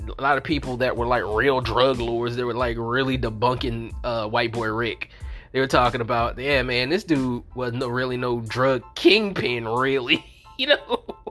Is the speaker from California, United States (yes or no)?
no; New Orleans, Louisiana, United States; In my hometown of New Orleans, Louisiana.